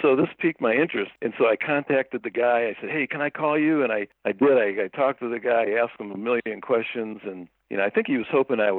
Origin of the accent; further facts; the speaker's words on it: Cleveland, Ohio, United States; now in Toledo, United States; I grew up in Cleveland, Ohio, a long way from LA or anything.